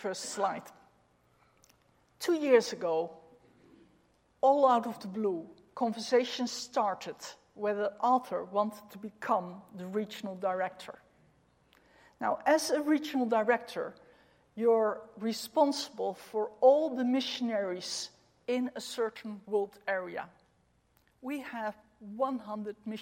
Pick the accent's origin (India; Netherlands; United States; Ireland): Netherlands; We are in Europe. We are from the Netherlands